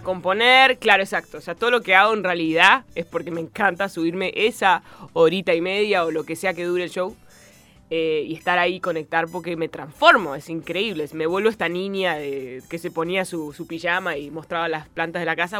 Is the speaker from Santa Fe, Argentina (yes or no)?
no; Béccar, Buenos Aires Province, Argentina; first language Spanish; also born or lived in United States / England; Yo nací en el Mater Day